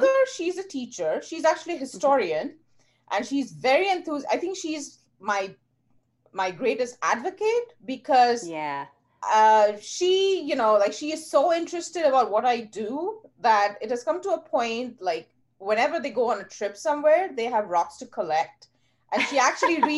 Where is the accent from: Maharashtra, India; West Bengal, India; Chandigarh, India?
West Bengal, India; Kolkata; moved away as an adult; also born or lived in Houston, United States / Bayreuth, Germany / Providence, Rhode Island / Kingston, Rhode Island; now in Tucson, United States; I'm originally from India. I was born and raised in Kolkata